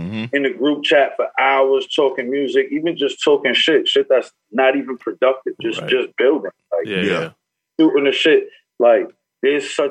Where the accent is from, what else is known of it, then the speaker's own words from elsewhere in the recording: Newburgh, New York, United States; I'm from Newburgh